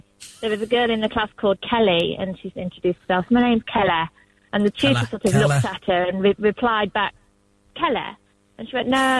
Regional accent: Nottingham, East Midlands, United Kingdom; I'm from Nottingham

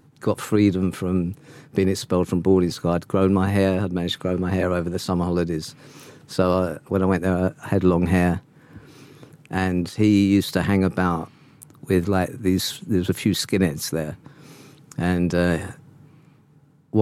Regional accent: London, United Kingdom; I was born in King's College Hospital in Camberwell. Spent the first 4 years of my life in Broccoli and then moved to Forest Hill.

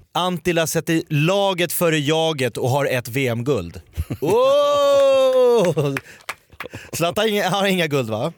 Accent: Sweden; jag är från Hökåsberg

